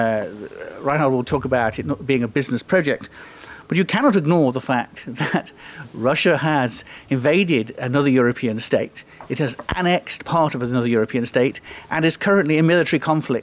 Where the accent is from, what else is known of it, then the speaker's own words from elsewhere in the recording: United Kingdom; I am British